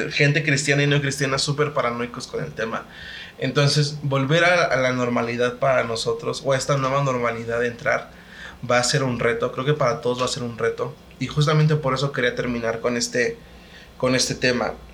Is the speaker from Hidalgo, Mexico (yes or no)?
yes; Hidalgo, Mexico; also born or lived in Veracruz; now in State of Mexico, Mexico; Yo, soy del estado de Hidalgo. Bueno, provengo del estado de Hidalgo, aunque nací en Veracruz.